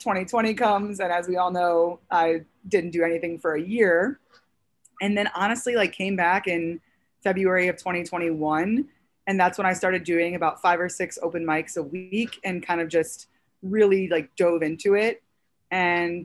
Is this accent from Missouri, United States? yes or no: yes; St. Louis, Missouri, United States; now in New York City, United States; I'm originally from St. Louis, Missouri